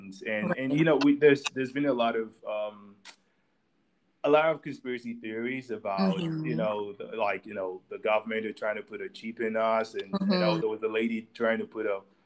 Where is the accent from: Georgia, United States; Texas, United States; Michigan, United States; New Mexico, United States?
Texas, United States; my home state of Texas